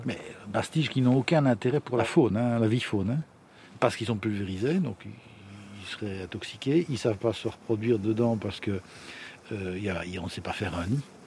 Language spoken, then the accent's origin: French; village of Thé, Wallonia, Belgium; Je suis natif du village de Thé, donc un indigène, et euh, j'adore mon village